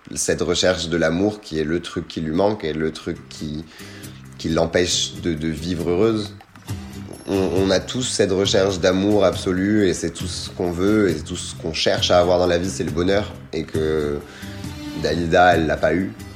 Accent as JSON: {"language": "French", "country": "France", "also_born_or_lived": "Tunisia", "said": "je ne voulais même pas dire que j'étais tunisien. C'était non, je suis français"}